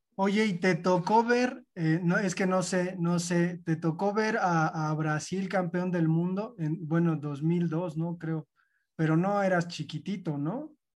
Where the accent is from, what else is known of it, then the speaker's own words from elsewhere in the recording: Mexico; nosotros como mexicanos